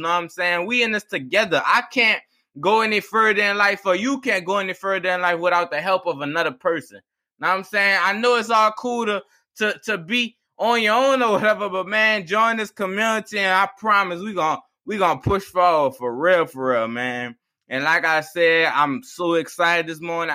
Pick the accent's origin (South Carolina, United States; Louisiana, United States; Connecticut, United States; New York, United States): Louisiana, United States; East Bank, Plaquemines Parish; I'm from the East Baker Plaquemines Parish